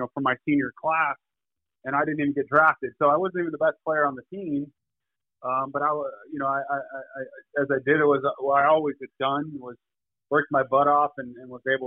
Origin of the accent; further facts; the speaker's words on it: Corona, California, United States; When I grew up in Corona, California, blue collar town.